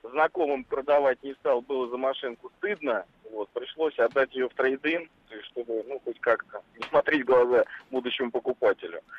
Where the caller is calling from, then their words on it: Moscow, Russia; Я звоню из Москвы.